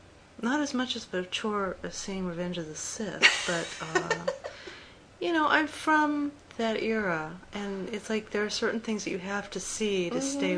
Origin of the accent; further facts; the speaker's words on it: Los Angeles, California, United States; I was raised in Los Angeles.